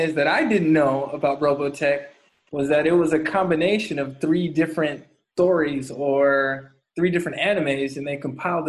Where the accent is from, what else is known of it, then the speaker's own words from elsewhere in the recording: San Diego, California, United States; moved away; Back in my hometown of San Diego